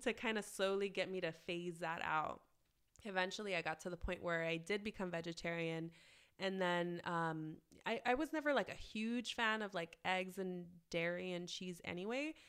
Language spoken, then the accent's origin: English; Los Angeles, California, United States; I grew up in Southeast L A, which is a suburb just southeast, literally, of downtown